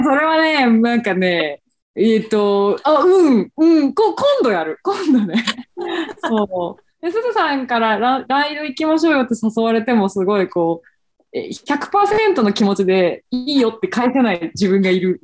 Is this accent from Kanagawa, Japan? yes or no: no; Fukuoka, Japan; accent: Hakata dialect; now in Tokyo, Japan; 地元が九州、福岡